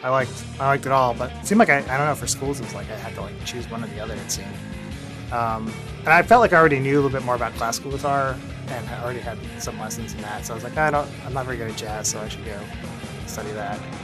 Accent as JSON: {"language": "English", "region": "Northern Virginia", "country": "United States", "tie": "born or raised there", "also_born_or_lived": "Baltimore, Maryland / Philadelphia", "moved": "as an adult", "lives_now": "New York City, United States", "said": "I grew up in Northern Virginia, kind of close to DC"}